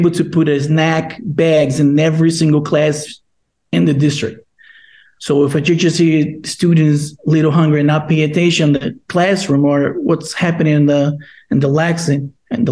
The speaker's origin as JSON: {"language": "English", "country": "Brazil", "second_language": "English", "moved": "yes", "lives_now": "Long Island, United States", "said": "I'm from Brazil, and I was one of the L's. I was one of our students. I'm moved here from Brazil and by myself without any family members"}